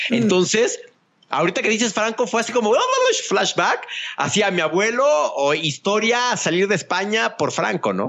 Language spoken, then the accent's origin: Spanish; Mexico; como mexicano